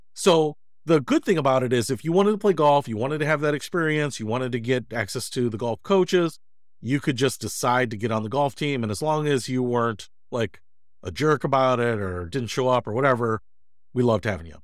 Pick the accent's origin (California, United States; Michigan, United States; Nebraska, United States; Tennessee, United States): Michigan, United States; Detroit; I grew up in Detroit